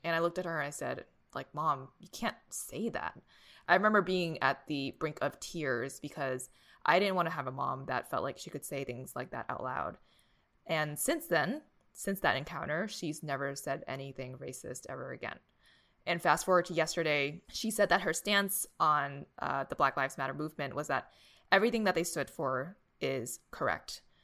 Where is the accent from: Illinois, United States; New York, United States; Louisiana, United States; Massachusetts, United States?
Massachusetts, United States; Boston; growing up in Boston